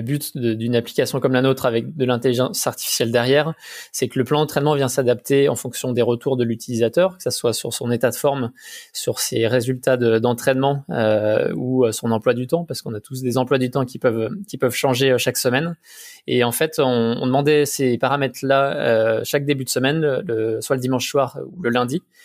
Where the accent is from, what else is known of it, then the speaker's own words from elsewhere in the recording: Haute-Savoie, Auvergne-Rhône-Alpes, France; je viens, de Savoie, de Haute-Savoie